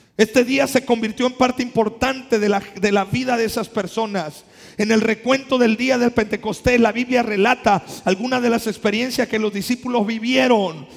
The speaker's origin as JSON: {"language": "Spanish", "country": "Mexico", "accent": "costeño", "said": "De por sí somos costeños, no se nos entiende el español. Ahora hablando otras lenguas. Yo hasta para cuando quiero hablar inglés soy costeño"}